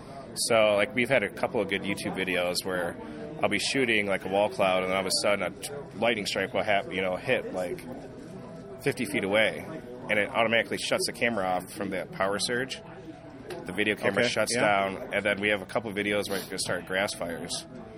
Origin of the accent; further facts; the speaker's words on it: Michigan, United States; We grew up together in Michigan